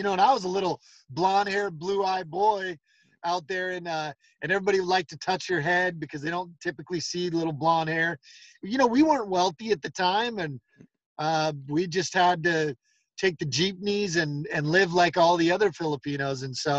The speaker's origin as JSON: {"language": "English", "region": "Hawaii", "country": "United States", "tie": "born or raised there", "also_born_or_lived": "Philippines / Panama / Argentina", "said": "So I was born and raised in Hawaii. We lived in the Philippines, Panama, and then I was a missionary for my church in Argentina."}